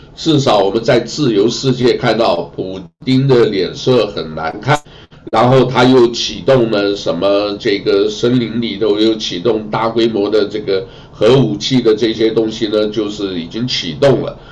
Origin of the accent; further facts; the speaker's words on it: Fujian, China; moved away; 我们福建人